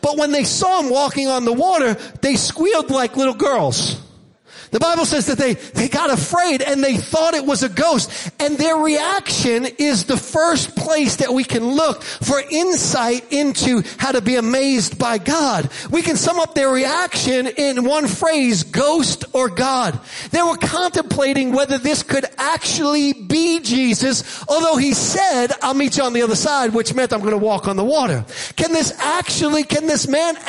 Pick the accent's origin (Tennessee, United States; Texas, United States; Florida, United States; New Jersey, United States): New Jersey, United States; Jersey Shore; Now, I grew up on the Jersey Shore, near the Jersey Shore.